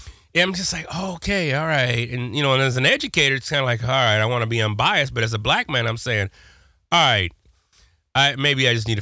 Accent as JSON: {"language": "English", "region": "Texas", "country": "United States", "tie": "born or raised there", "said": "I was born in Texas"}